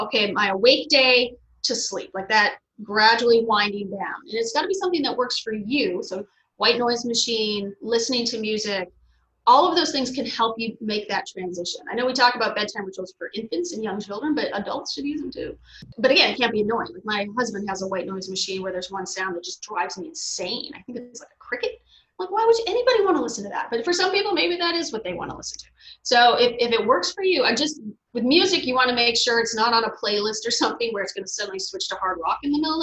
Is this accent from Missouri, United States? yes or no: no; Fargo, North Dakota, United States; also born or lived in Montreal, Canada; now in Chicago, United States; I'm from Fargo, North Dakota